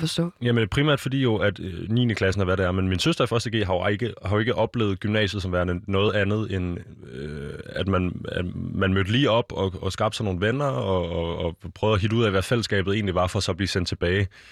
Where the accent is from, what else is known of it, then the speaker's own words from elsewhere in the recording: Denmark; Vi er danskere